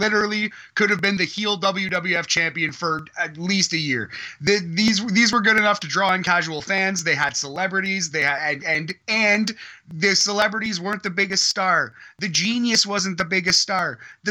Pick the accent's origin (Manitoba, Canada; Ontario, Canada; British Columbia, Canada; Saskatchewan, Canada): Ontario, Canada; Toronto; I'm from Toronto, I'm Canadian